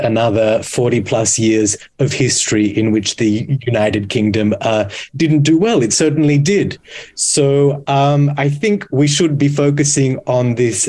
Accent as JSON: {"language": "English", "country": "Australia", "tie": "born or raised there", "said": "I grew up in Australia watching Eurovision as a child."}